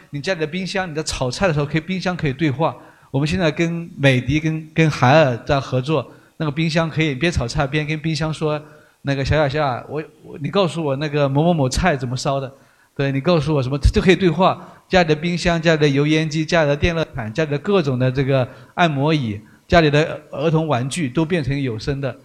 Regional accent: Fujian, China; accent: Fujian-accented Mandarin; moved away; also born or lived in Xi'an; 我们都是福建人，都是用福建人最大的特色叫以德服人

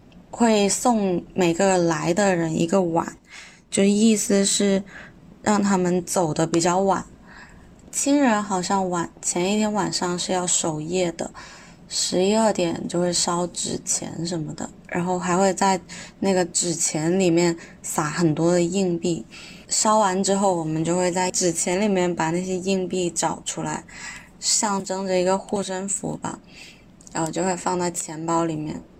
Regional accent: Guangzhou, Guangdong, China; 我来自广东广州。我的籍贯其实是潮汕，但是我在广东番禺这边长大

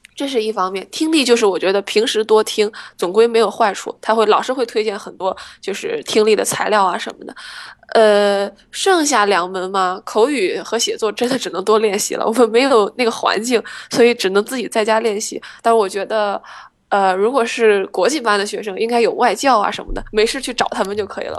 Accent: Shandong, China; moved away; 决定留学，我觉得跟我在山东关系其实挺大的

